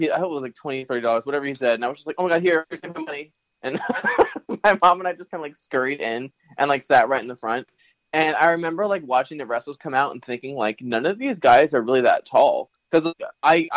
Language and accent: English; Morris County, New Jersey, United States; I grew up in New Jersey. I'm from North Jersey